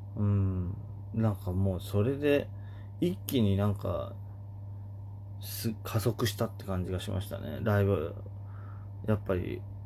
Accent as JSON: {"language": "Japanese", "region": "Oita", "country": "Japan", "tie": "born or raised there", "moved": "as an adult", "said": "小学校からの大親友の、弟と、あのー、よくつるんでたと。地元大分で"}